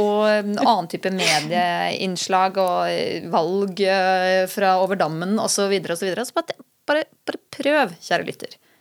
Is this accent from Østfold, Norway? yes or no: no; Skien, Telemark, Norway; now in Oslo, Norway; jeg er fra Skien